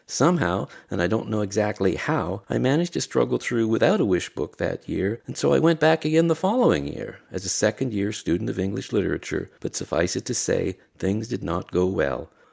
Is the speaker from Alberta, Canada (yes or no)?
no; Barry's Bay, Ontario, Canada; also born or lived in Pembroke, Ontario; I was born in Pembroke, raised in Barry's Bay